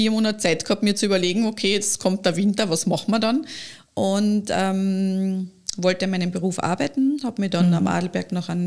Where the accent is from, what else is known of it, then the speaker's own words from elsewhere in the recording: Lower Austria, Austria; ich bin ja keine gebürtige Kärntnerin, ich bin ja in mhm. Niederösterreich geboren